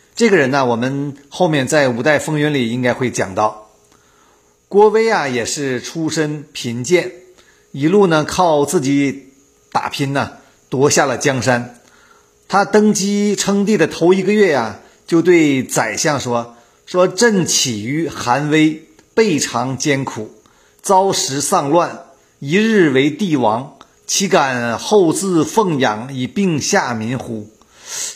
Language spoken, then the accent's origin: Chinese; Northeast China, China; moved away; 我们东北老家